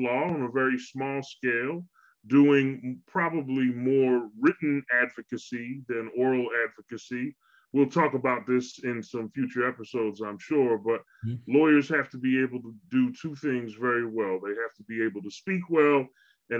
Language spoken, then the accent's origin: English; Philadelphia, Pennsylvania, United States; moved away as an adult; also born or lived in Houston, Texas / Memphis, Tennessee; I am born and raised in Philadelphia